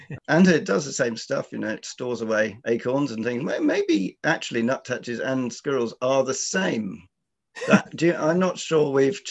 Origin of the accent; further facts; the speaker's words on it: London, United Kingdom; now in New Forest, United Kingdom; I grew up near Richmond Park in South London